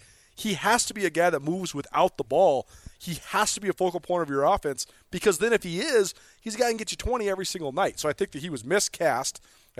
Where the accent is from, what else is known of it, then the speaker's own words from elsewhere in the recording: Missoula, Montana, United States; I grew up in Missoula.